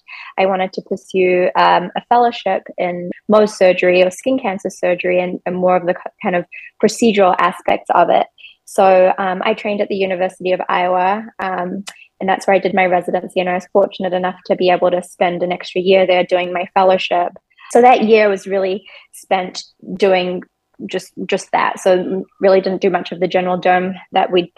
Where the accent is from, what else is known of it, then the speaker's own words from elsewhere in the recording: New Zealand; moved away as an adult; now in Chicago, United States; I'm actually originally from New Zealand.